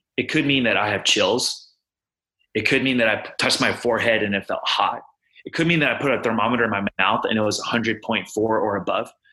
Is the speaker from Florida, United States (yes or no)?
no; Houston, Texas, United States; moved away as an adult; now in Boston, United States; I'm originally from Houston